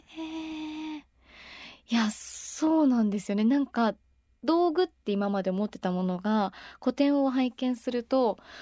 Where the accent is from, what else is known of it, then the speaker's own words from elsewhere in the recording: Tokyo, Japan; 私東京人なんですが